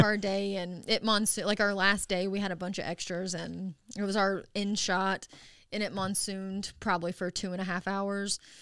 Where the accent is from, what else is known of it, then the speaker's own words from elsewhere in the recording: Dexter, Missouri, United States; moved away as an adult; now in Springfield, United States; I'm from Dexter, Missouri